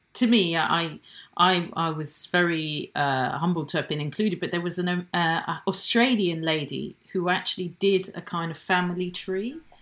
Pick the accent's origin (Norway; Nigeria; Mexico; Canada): Nigeria; now in United Kingdom; I'm British, I have a British passport, um, but I wasn't born in this country. I was born in Nigeria